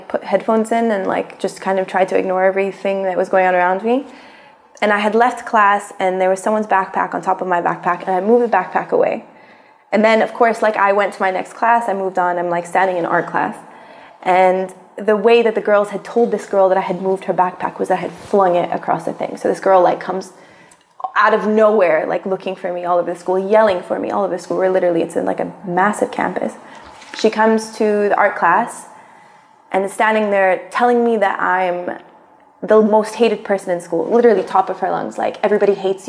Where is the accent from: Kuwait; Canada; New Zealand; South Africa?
Kuwait; also born or lived in United States; I spent the last 3 years of high school back here